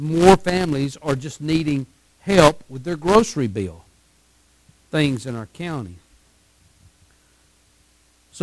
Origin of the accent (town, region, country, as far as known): Texas, United States